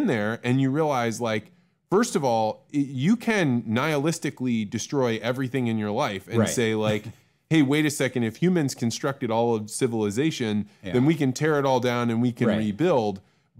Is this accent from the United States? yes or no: yes; Illinois, United States; I grew up in Central Illinois, so there wasn't going to be a lot of astrology in Central Illinois.